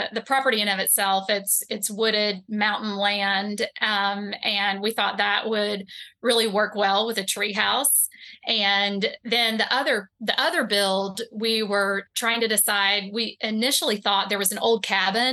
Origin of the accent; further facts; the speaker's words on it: East Tennessee, United States; now in North Carolina, United States; the tobacco barns that I grew up around in East Tennessee